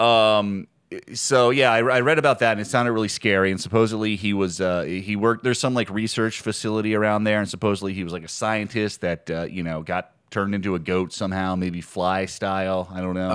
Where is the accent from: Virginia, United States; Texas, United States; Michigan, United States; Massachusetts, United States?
Virginia, United States; Harrisonburg; I grew up in Harrisonburg